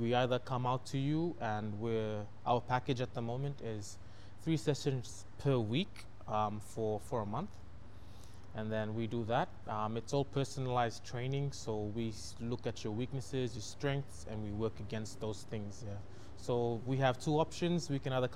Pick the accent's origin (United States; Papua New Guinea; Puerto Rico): Papua New Guinea; East New Britain; I come from East New Britain